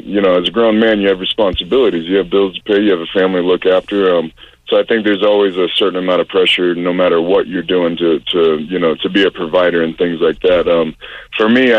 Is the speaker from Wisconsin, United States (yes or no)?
no; Pensacola, Florida, United States; growing up in Pensacola, Florida